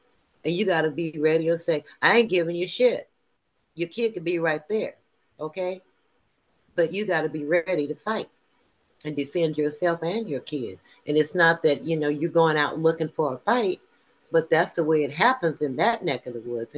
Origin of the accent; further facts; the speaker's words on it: Los Angeles, California, United States; moved away as an adult; I grew up in South Central LA, and I was there until my 40s.